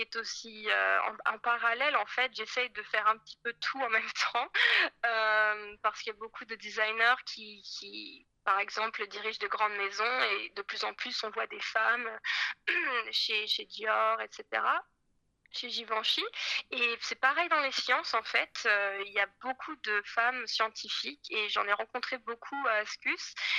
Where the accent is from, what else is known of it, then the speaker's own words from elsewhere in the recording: Paris, Île-de-France, France; moved away as an adult; also born or lived in Scotland; je suis née à Paris, en fait, euh, je suis française et euh, j'ai étudié l'histoire de l'art, les arts plastiques à Paris